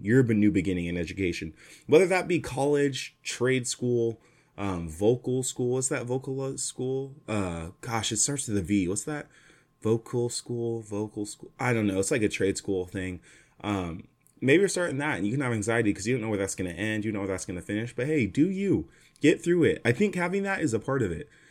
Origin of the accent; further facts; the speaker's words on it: Fresno, California, United States; moved away as an adult; now in Los Angeles, United States; Fresno will always be my hometown, but it's not my home anymore. LA, SoCal is my home now